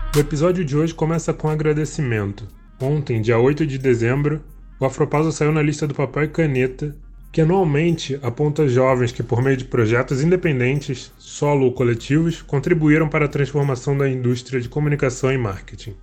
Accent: Rio de Janeiro, Brazil; moved away as an adult; now in São Paulo, Brazil; a região que eu, que eu cresci, né, lá no Rio, morava ali na região da Penha, era um bairro chamado Braz de Pina

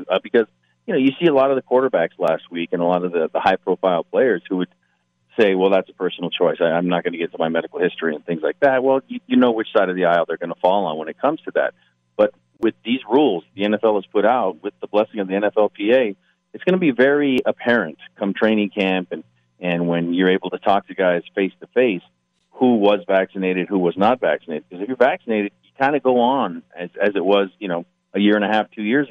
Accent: Barstow, California, United States; I'm from Barstow

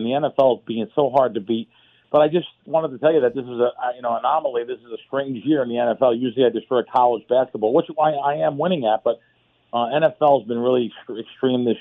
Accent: New York City, New York, United States; When I grew up in the Bronx

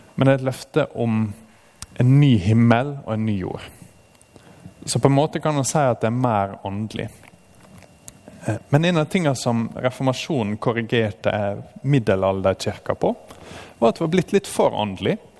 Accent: Norway; som nordmenn

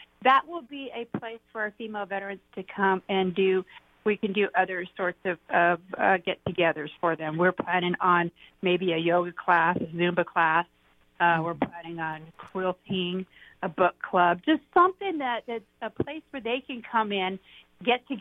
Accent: Graham County, Arizona, United States; I'm from Graham County

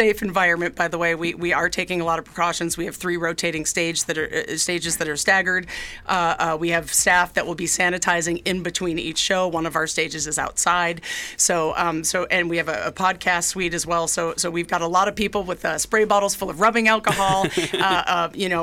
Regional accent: New York City, New York, United States; moved away as an adult; now in Idaho, United States; And I am also from New York. I grew up in Manhattan

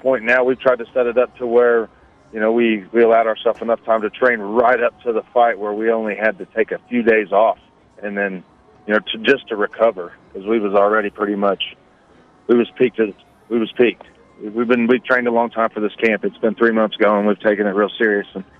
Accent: northeastern Oklahoma, United States; I was in northeastern Oklahoma

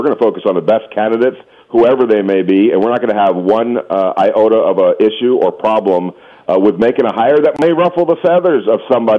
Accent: West Coast, United States; especially growing up on the West Coast.

